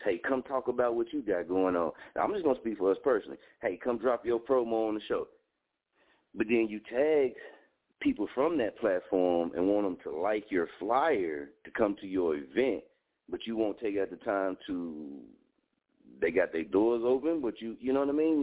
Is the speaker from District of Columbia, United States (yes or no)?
no; Muskogee, Oklahoma, United States; moved away as an adult; Muskogee for me, Muskogee is not my market. It's my hometown. I love it here